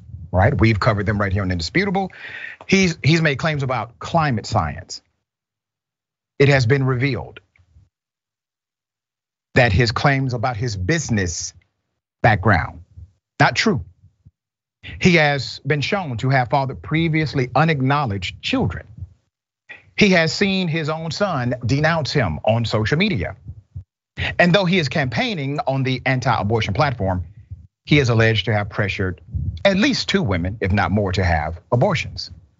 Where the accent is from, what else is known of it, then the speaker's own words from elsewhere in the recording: the South, United States; I'm country. I'm from the South, okay?